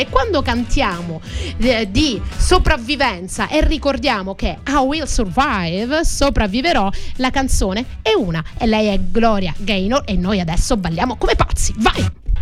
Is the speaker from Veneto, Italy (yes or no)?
no; Crotone, Calabria, Italy; now in Sicily, Italy; Oggi ci stanno ascoltando dalla mia città d'origine